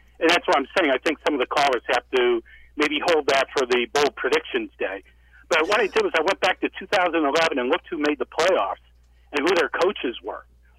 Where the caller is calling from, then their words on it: Chicago, Illinois, United States; Hey, it's … in Chicago.